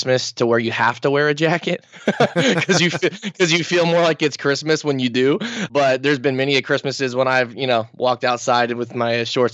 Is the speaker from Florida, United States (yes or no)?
yes; Daytona Beach, Florida, United States; I've been lived here my entire life, born and raised in Daytona Beach. So I'm a native here